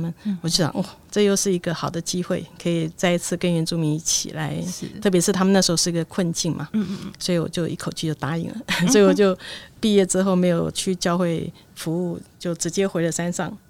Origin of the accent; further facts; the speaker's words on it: Taipei, Taiwan; also born or lived in Chashan; 因为一九九六年我从台北市嫁到茶山部落，那我在那边生活了十年的时间。